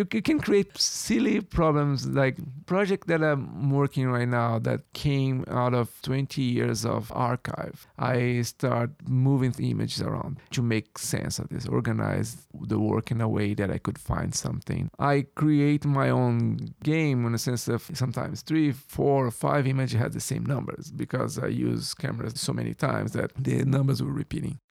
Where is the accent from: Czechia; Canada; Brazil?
Brazil; moved away as an adult; now in New York, United States; I was born and raised in Brazil.